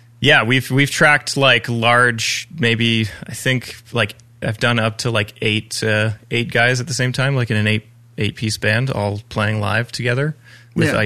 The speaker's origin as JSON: {"language": "English", "town": "Ajax", "region": "Ontario", "country": "Canada", "tie": "born or raised there", "said": "I was born and raised in Ajax, Ontario."}